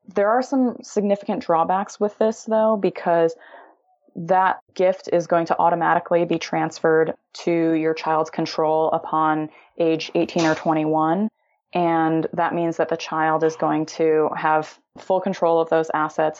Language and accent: English; Illinois, United States; moved away as an adult; now in California, United States; I'm originally from Illinois, always had this dream of starting my own tech company, moved out to California to pursue